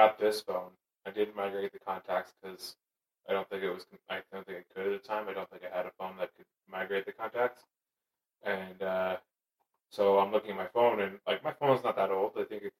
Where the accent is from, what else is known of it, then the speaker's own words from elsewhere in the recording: Canada; Being Canadian